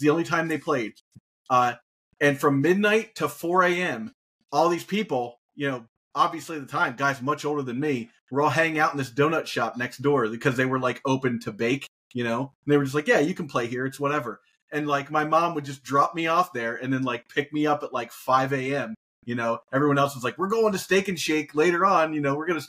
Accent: Dayton, Ohio, United States; I'm from Dayton, Ohio originally, little known fact about me because I've moved so many places.

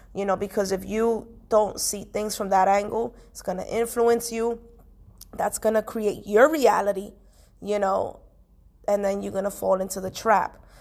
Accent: New York City, New York, United States; I was born and raised in Washington Heights slash Inwood.

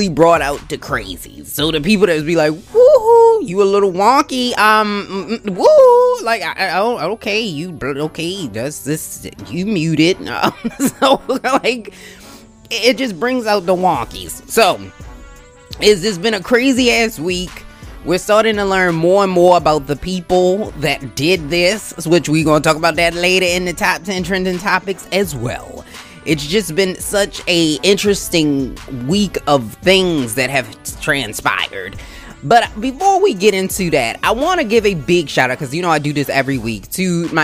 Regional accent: Baltimore, Maryland, United States; I am a Ravens girl through and through, because I was born in Baltimore

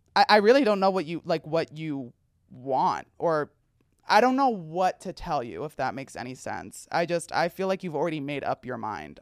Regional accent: New Jersey, United States; as someone from New Jersey

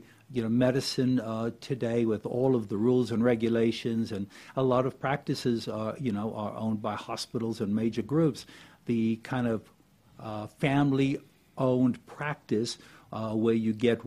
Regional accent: Cape Town, Western Cape, South Africa; moved away as an adult; now in Gainesville, United States; I came from Cape Town, South Africa, which is where I grew up and went to medical school there

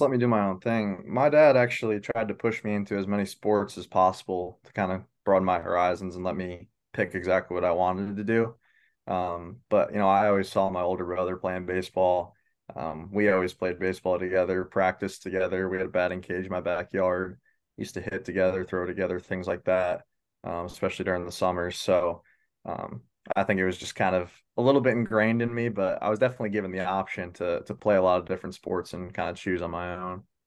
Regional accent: Baldwinsville, New York, United States; I'm from Baldensville, New York. Um, small town just outside of Syracuse

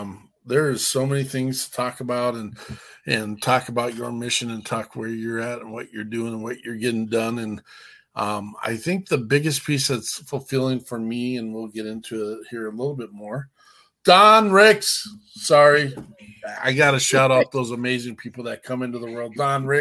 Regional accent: Minnesota, United States; we're dumb Minnesotans.

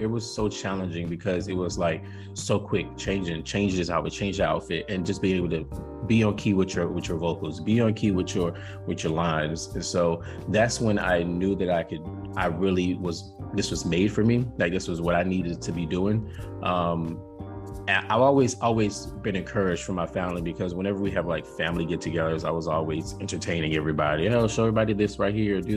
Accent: Florida, United States; moved away; my whole, I guess, southern roots. And that does make me southern, right? When I'm from Florida

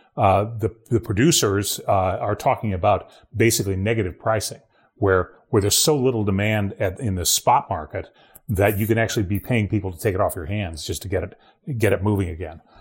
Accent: Ohio, United States; moved away; my home state of Ohio

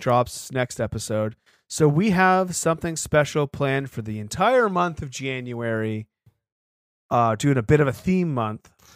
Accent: Sanford, Maine, United States; my hometown of Sanford, Maine

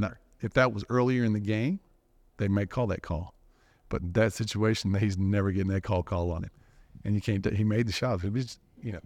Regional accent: Dallas, Texas, United States; growing up in Dallas

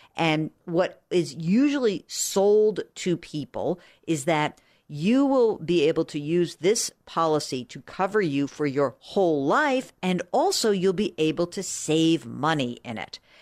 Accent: outside of New York, United States; I grew up outside of New York

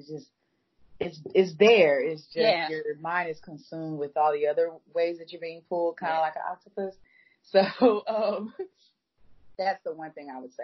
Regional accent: Atlanta, Georgia, United States; now in Charlotte, United States; I'm from Atlanta

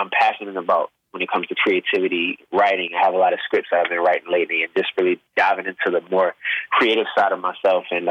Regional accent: Baltimore, Maryland, United States; I'm this young kid from Baltimore, soulful voice. I play drums. I got an ear for music

